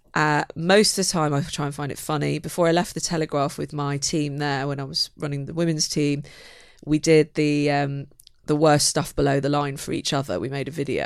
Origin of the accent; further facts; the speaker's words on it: Manchester, North West England, United Kingdom; moved away as an adult; now in London, United Kingdom; I'm a Mancunian, so I was a, a northern girl trying to, trying to find my way in the south